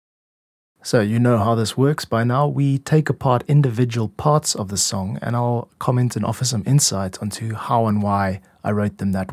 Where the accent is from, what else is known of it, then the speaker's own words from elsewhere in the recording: South Africa; moved away as an adult; also born or lived in Korea; I'm a music composer and producer from South Africa